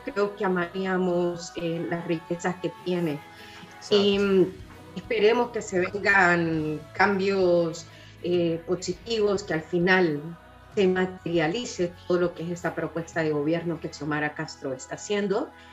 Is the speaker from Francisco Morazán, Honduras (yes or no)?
yes; Tegucigalpa, Francisco Morazán, Honduras; moved away as an adult; now in Chile; Sí, la capital, claro que sí, de ahí soy yo, de Tegucigalpa